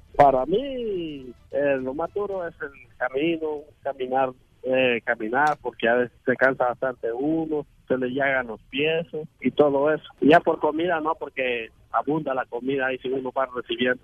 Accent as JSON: {"language": "Spanish", "region": "Ocotepeque", "country": "Honduras", "moved": "as an adult", "said": "de Honduras, eh, de Ocotepeque"}